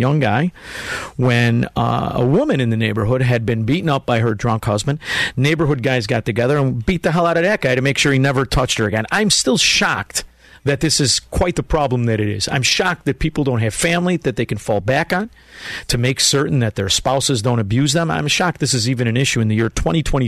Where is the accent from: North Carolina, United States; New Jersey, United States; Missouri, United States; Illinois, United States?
Illinois, United States; Melrose Park; moved away as an adult; also born or lived in Chicago, Illinois; now in Florida, United States; I'm from Melrose Park